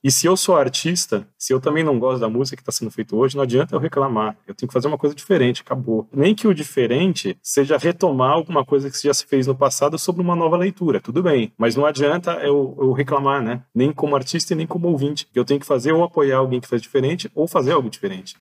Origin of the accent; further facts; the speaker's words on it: São Paulo, Brazil; nós somos de São Paulo, né, cidade de São Paulo